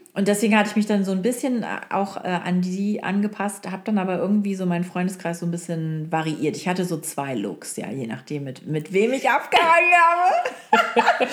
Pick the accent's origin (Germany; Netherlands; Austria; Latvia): Germany; Oldenburg, Lower Saxony; moved away; also born or lived in Hamburg / Frankfurt; in Oldenburg, äh, wo ich aufgewachsen bin